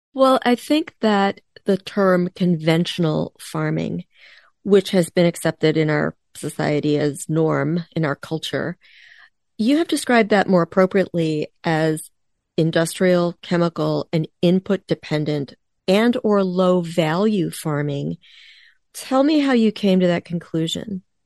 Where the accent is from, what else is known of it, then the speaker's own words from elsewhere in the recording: East Coast, United States; now in Midwest, United States; I grew up on the East Coast, I live in the Midwest